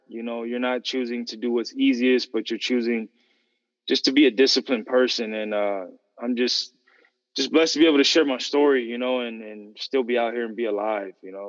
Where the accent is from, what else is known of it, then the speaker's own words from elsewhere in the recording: San Fernando Valley, Southern California, United States; I'm from Southern California, grew up in S, San Fernando Valley, Santa Cruz Valley